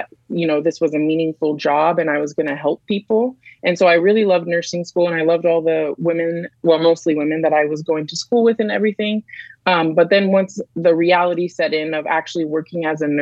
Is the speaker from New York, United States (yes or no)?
no; Canyonville, Oregon, United States; I wouldn't say it was the best education growing up in Douglas County for me.